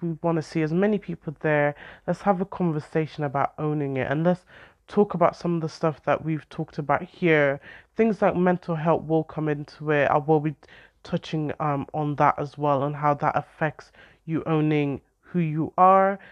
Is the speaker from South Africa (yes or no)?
no; Ireland; now in United Kingdom; I grew up in Ireland